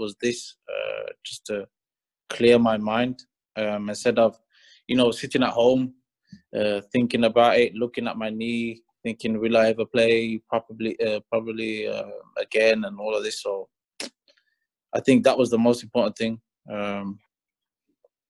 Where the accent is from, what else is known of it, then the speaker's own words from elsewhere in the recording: Birmingham, West Midlands, United Kingdom; moved away as an adult; now in Greece; I'm from Aston, I'm from Witton Road, I'm from Bradley Road, Church Lane